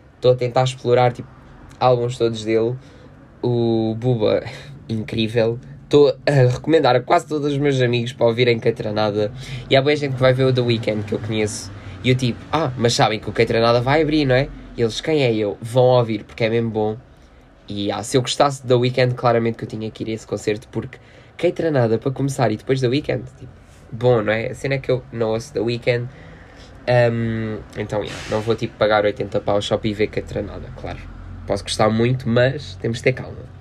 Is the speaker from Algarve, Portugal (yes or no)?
yes; Loulé, Algarve, Portugal; festa da Mãe Soberana, aqui da minha terrinha